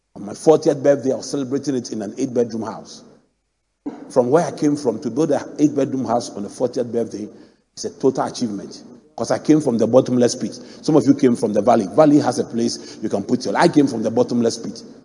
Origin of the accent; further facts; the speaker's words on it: Mampong, Ghana; my hometown, Mampong